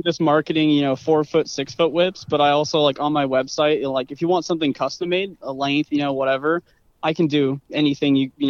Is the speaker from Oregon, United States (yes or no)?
no; Moses Lake, Washington, United States; From Moses Lake. I've lived here basically my entire life. Moses Lake, Washington.